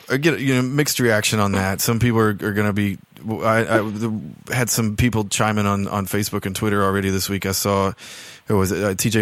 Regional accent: South Georgia, United States; moved away; where I grew up in South Georgia

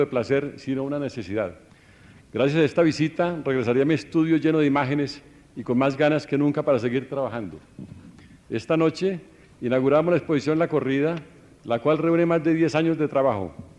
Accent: Colombia; moved away; Estoy contento de estar de vuelta en mi país

